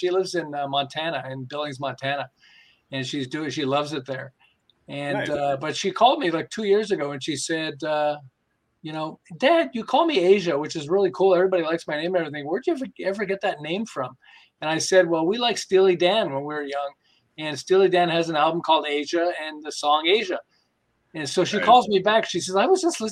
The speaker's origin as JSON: {"language": "English", "town": "Montreal", "region": "Quebec", "country": "Canada", "moved": "as an adult", "lives_now": "Southern California, United States", "said": "I'm originally from Montreal"}